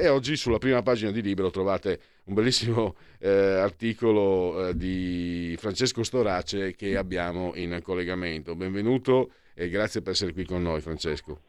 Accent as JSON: {"language": "Italian", "region": "Friuli-Venezia Giulia", "country": "Italy", "said": "io vengo dal Friuli"}